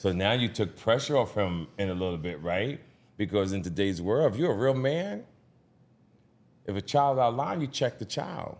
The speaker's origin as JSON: {"language": "English", "town": "Jersey City", "region": "New Jersey", "country": "United States", "tie": "born or raised there", "said": "the Jersey City, my hometown"}